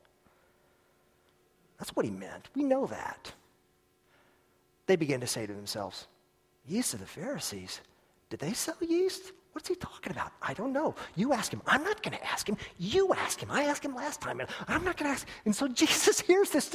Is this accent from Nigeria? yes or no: no; United States; as an American in an America that's a superpower in the world